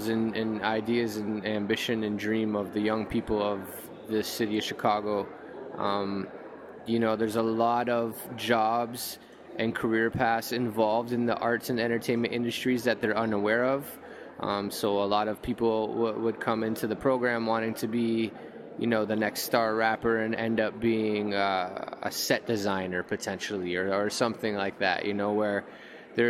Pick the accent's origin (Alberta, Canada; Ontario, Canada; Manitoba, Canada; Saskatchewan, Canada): Ontario, Canada; Toronto; I grew up in Toronto in the 90s